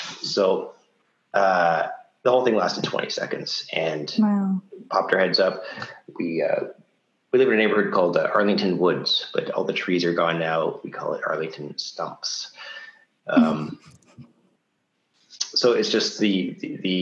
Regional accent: Ottawa, Ontario, Canada; I'm from Ottawa, we don't get tornadoes

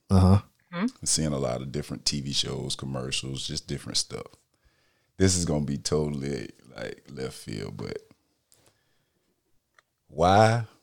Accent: the South, United States; Growing up in the South, when we did, that was taboo.

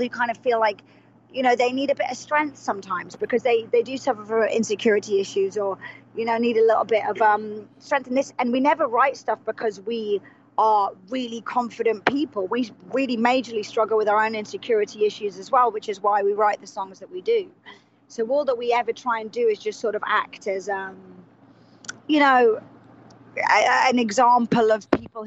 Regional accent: England, United Kingdom; we start as two English people

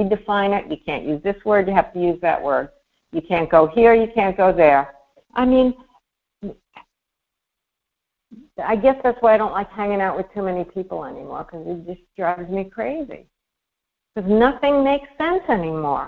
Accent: Long Island, New York, United States; growing up on Long Island, there were a couple of towns that were 100% black

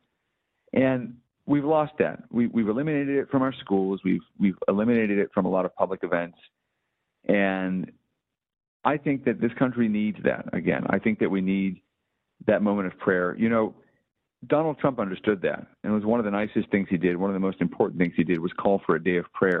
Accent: Skokie, Illinois, United States; I grew up in Skokie, which is just down the road from Highland Park.

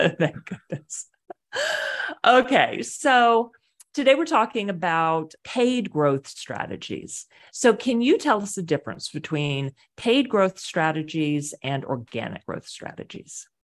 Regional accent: Houston, Texas, United States; also born or lived in Boston / Wilmington, North Carolina / Querétaro, Mexico; now in Pittsburgh, United States; I'm from Houston, Texas

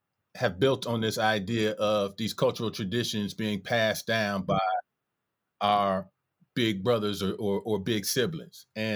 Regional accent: Detroit, Michigan, United States; I was born December 1979 in Detroit. And I grew up in a middle class home where hip hop was essentially illegal.

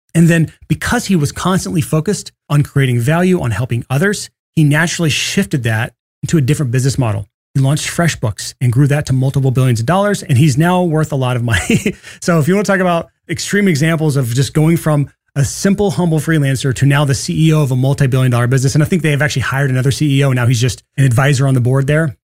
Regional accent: Alabama, United States; I'm from Alabama

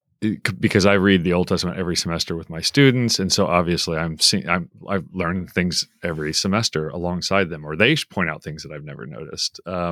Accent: Tulsa, Oklahoma, United States; I'm from Tulsa, so I know Broken Arrow and Broken Bow and Nowata.

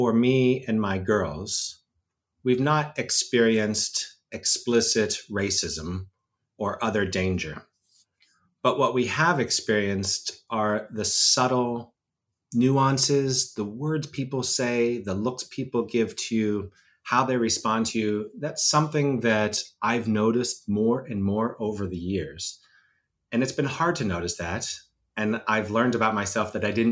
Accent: Pittsburgh, Pennsylvania, United States; I'm a Western Pennsylvania kid, which matters because I'm coming to you from Pittsburgh, Pennsylvania, which is my hometown

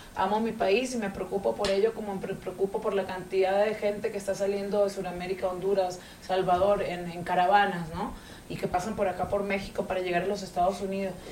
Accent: Venezuela; now in Miami, United States; soy de Venezuela, pero vivo hace más de 20 años en Miami

